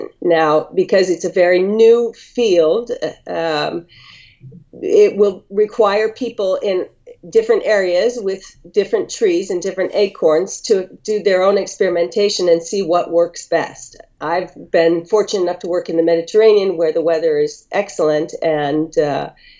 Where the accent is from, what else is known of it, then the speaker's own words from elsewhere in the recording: Northern California, United States; moved away as an adult; now in Greece; growing up in Northern California